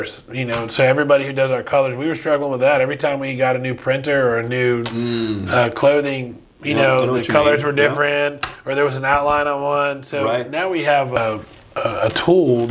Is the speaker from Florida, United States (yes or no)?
yes; Umatilla, Florida, United States; also born or lived in Miami, Florida; a Cuban kid coming up from Miami and moving into the Scrubs was a huge, huge eye opener